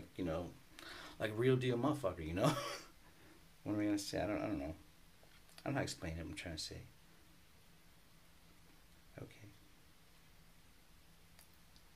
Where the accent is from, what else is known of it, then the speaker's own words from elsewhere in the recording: United States; also born or lived in Mexico; growing up in Market Park area, it was a lot of German, Lithuanian, Polish